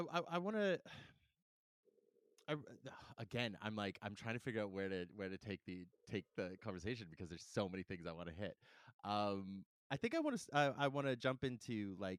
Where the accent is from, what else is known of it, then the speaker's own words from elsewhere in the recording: Calgary, Alberta, Canada; also born or lived in Saskatoon; now in Vancouver, Canada; I grew up in Calgary